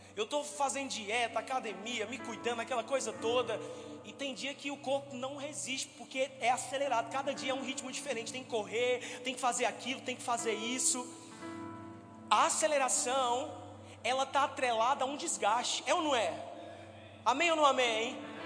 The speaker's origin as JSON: {"language": "Portuguese", "town": "Campina Grande", "region": "Paraíba", "country": "Brazil", "tie": "born or raised there", "also_born_or_lived": "Democratic Republic of the Congo", "said": "Eu sou de Campina Grande, eu nasci na Paraíba, eu morei minha vida toda lá"}